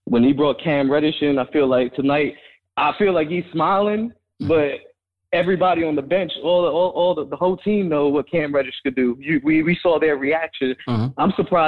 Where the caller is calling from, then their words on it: Florida, United States; I'm from Florida.